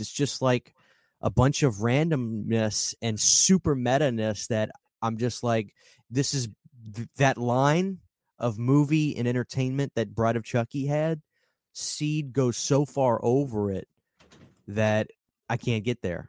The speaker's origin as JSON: {"language": "English", "town": "New Orleans", "region": "Louisiana", "country": "United States", "tie": "born or raised there", "said": "I'm from New Orleans, I was raised in voodoo culture"}